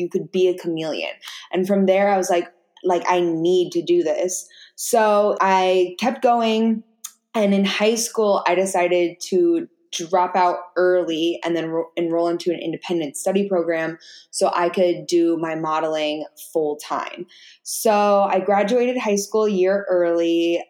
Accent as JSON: {"language": "English", "area": "Orange County", "region": "California", "country": "United States", "tie": "born or raised there", "said": "I grew up in Orange County, which is like an hour and a half outside"}